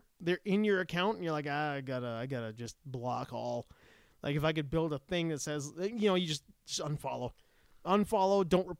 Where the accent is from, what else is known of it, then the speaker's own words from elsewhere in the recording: Canada; I'm from Canada too.